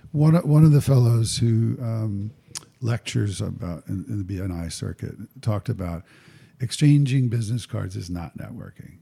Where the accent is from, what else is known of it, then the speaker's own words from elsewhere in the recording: New Jersey, United States; I was raised in North Jersey